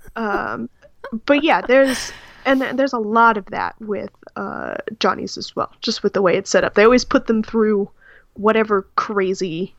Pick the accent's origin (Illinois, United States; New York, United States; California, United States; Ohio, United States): California, United States; I'm from California